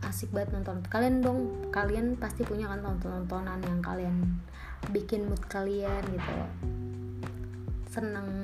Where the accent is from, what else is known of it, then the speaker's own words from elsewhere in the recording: Bogor, West Java, Indonesia; tiba-tiba manggil gue teteh kayak tahu nih orang tahu gue dari Bogor gitu kan